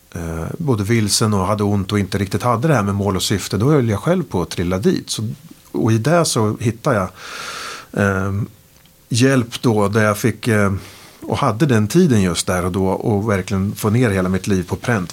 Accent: Sweden; de såg någonting i mig som svensk, med svensk värdegrund

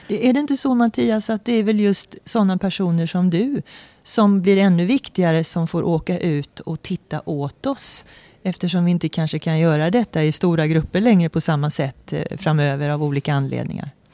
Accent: Sweden; som vanlig svensk medborgare

